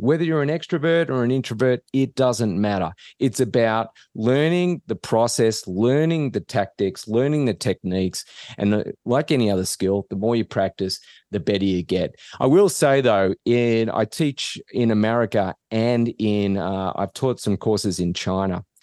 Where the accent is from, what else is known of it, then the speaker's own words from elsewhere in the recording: Australia; moved away as an adult; now in United States; I'm not from around here. So, I, I grew up in Australia